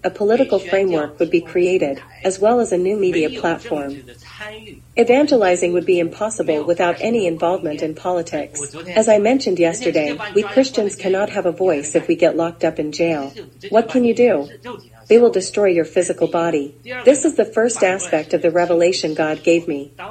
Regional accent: China; now in United States; Although I came from China, I had no vision for China.

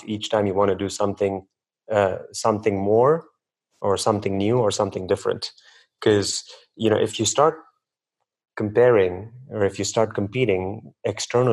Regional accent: India; I was born and raised in India as well

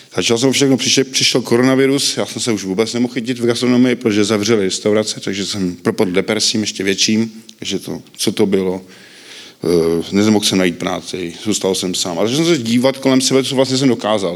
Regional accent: Příbram, Central Bohemian Region, Czechia; narodil jsem se v Příbrami, mám sestru, Vyrůstal jsem s matkou

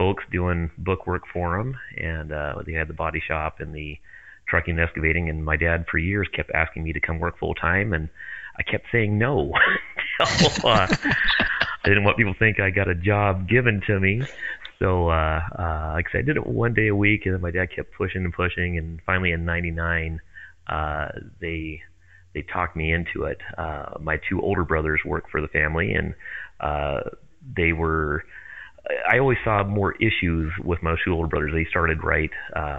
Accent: Longview, Washington, United States; also born or lived in Kelso, Washington; I first grew up, my dad had a body shop in Kelso, and I grew up next to that until kindergarten. In Kelso, and then moved over to Columbia Heights in Longview

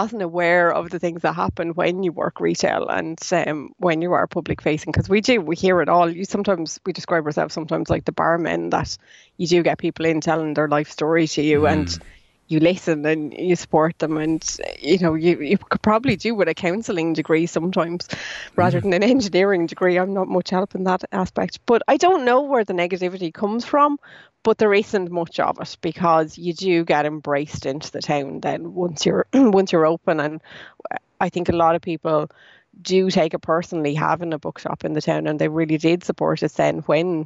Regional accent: Ireland; as Irish people

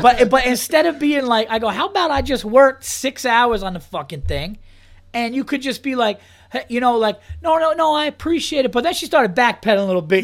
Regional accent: Westchester, New York, United States; also born or lived in Yonkers / Hudson Valley; I was born in Yonkers, but I, I, grew up all over Westchester. I went to high school actually upstate, um, in in Hudson Valley

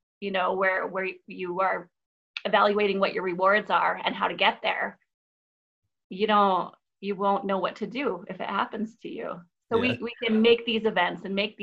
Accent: Philadelphia, Pennsylvania, United States; moved away; I'm from South Philly

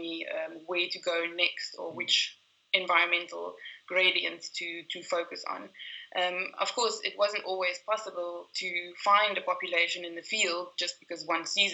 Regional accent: South Africa; I am South African

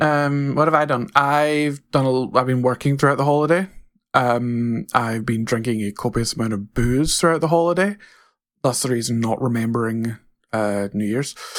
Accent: Scotland, United Kingdom; I'm Scottish, but I would consider myself completely different from other people in Scotland

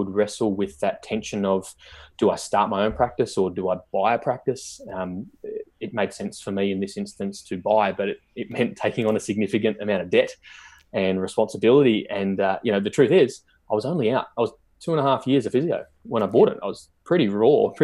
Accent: Newcastle, New South Wales, Australia; I'm from Newcastle, the hometown of the Knights

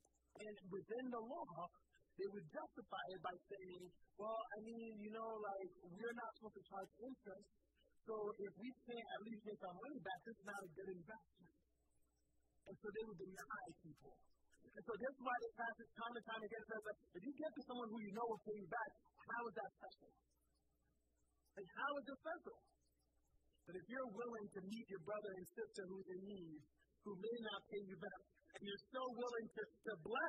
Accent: Philadelphia, Pennsylvania, United States; I grew up in Southwest Philly.

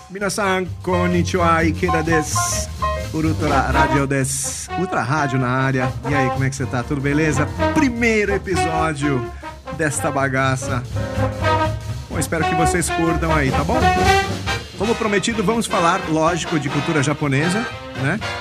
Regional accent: São Paulo, Brazil; eu nasci e cresci na Liberdade

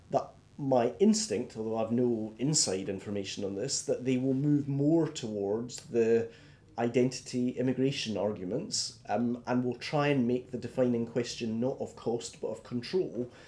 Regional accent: Scotland, United Kingdom; I feel comfortable more... being Scottish, British, and European.

